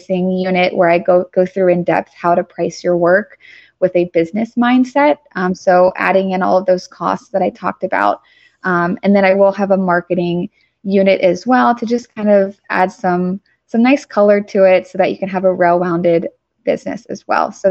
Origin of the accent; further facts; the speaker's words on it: Atlanta, Georgia, United States; I'm from Atlanta